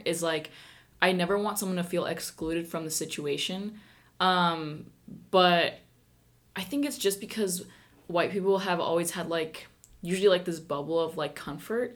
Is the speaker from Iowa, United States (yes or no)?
yes; Iowa, United States; first language Spanish; I'm from Iowa